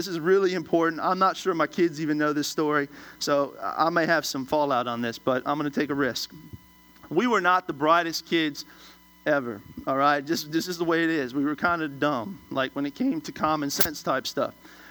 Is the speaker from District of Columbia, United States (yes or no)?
yes; Washington, District of Columbia, United States; I'm originally from Washington, D.C.